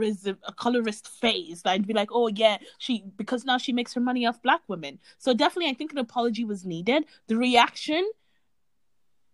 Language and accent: English; Ireland; growing up in Ireland around white people